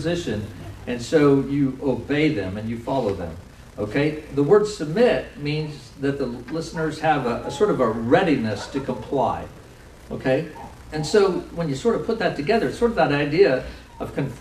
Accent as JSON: {"language": "English", "country": "United States", "said": "we're also American"}